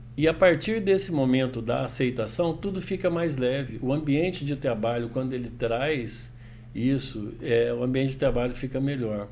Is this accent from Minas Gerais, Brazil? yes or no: yes; Itajubá, Minas Gerais, Brazil; accent: mineiro; esse é meu sotaque, né, Douglas? Essa é minha língua. Bom, eu sou mineiro de Itajubá, Minas Gerais